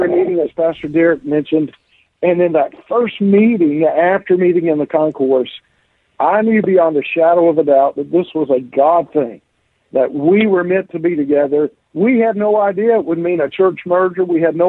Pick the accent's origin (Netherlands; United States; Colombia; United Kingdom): United States; Deep South; I was raised in the Deep South.